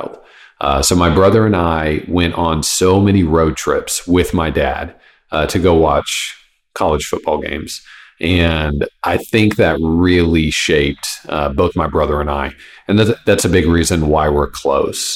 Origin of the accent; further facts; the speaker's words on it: Kansas City, Kansas, United States; now in Texas, United States; I grew up in Kansas City